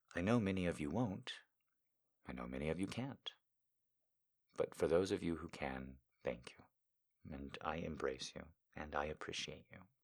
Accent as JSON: {"language": "English", "country": "United States", "said": "me just being an American"}